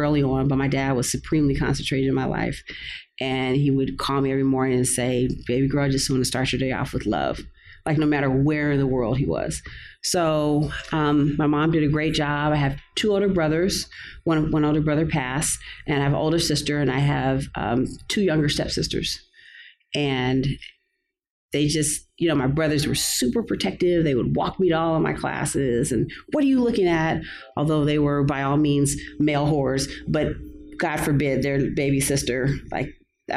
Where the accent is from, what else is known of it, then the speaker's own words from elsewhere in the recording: Los Angeles, California, United States; I grew up here. I'm a native LA chick. I grew up in View Park, which was near Baldwin Hills